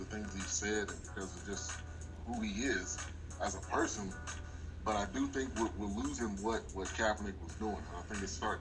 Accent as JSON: {"language": "English", "region": "California", "country": "United States", "tie": "born or raised there", "also_born_or_lived": "Atlanta, Georgia", "moved": "as an adult", "lives_now": "Texas, United States", "said": "I grew up in California"}